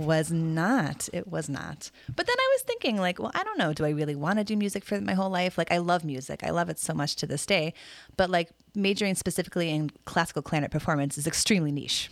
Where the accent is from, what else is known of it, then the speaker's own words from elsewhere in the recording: Des Moines, Iowa, United States; also born or lived in Mission Viejo, Orange County, California; when I was growing up in Des Moines.